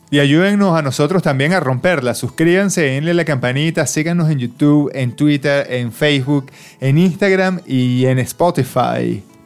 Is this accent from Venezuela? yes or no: yes; Venezuela; now in Australia; somos los venezolanos